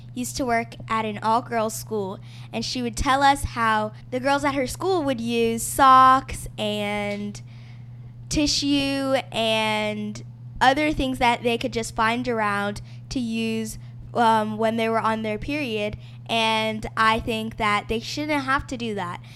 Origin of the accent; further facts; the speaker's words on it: Miami, Florida, United States; now in Montgomery, United States; I was born in Miami, Florida, but I currently live in Montgomery, Alabama